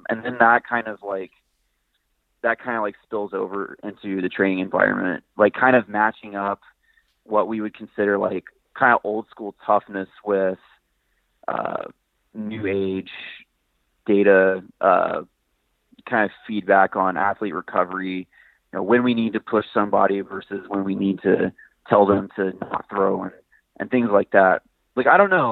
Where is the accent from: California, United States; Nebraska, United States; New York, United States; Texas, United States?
Texas, United States; moved away as an adult; now in Washington, United States; I'm from Texas